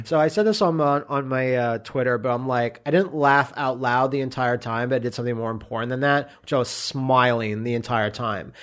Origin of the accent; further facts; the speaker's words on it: Canada; me being Canadian